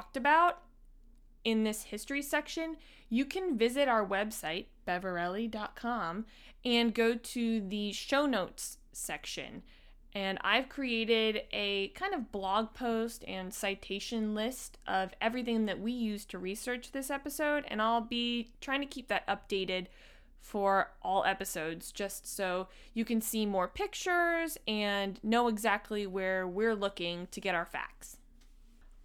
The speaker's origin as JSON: {"language": "English", "town": "Washington", "region": "District of Columbia", "country": "United States", "said": "we are from Washington, D.C."}